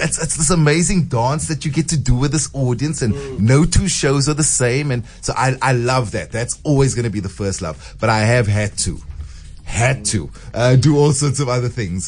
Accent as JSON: {"language": "English", "town": "Cape Town", "region": "Western Cape", "country": "South Africa", "tie": "born or raised there", "also_born_or_lived": "Constantia", "said": "I grew up in Grassy Park"}